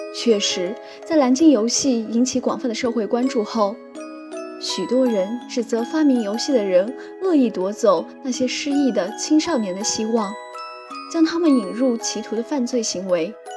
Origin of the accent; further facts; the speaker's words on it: Qingdao, Shandong, China; moved away as an adult; now in Nanjing, China; 来自山东青岛。我在南京大学，距离我的家乡一千零六十公里